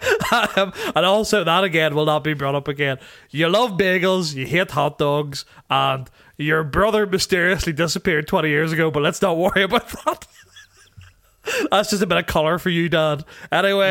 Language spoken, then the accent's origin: English; Tandragee, Northern Ireland, United Kingdom; my hometown of Tandragee in Northern Ireland